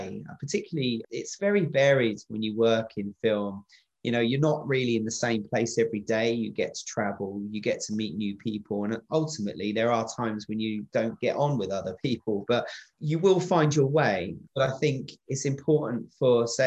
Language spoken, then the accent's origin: English; England, United Kingdom; moved away as an adult; now in Wales, United Kingdom; I'm from England. I came down here to set up and work on Doctor Who the first time back in 2004, 2005, and I haven't left